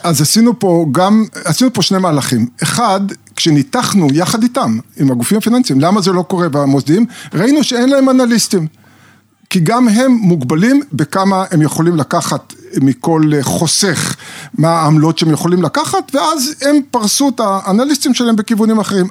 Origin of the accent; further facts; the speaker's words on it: Israel; אני גדלתי בקיבוץ